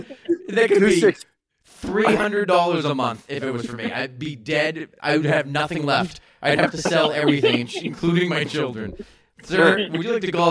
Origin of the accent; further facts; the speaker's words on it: Massachusetts, United States; I'm from fucking New England. I'm from Massachusetts.